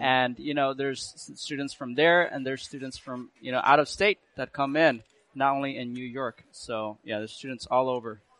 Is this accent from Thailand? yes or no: yes; Thailand; also born or lived in Burma; now in United States; I was originally born in Thailand, but my family is from Burma, uh-huh. and we were uh, fortunately uh, able to immigrate here to the U.S. in, in 2007.